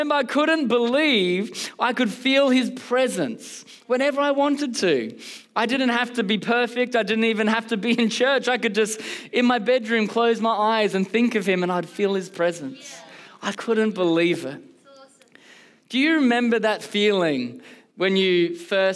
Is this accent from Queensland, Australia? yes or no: no; Canberra, Australian Capital Territory, Australia; now in Melbourne, Australia; I actually was born and bred in a C3 church all the way in Canberra.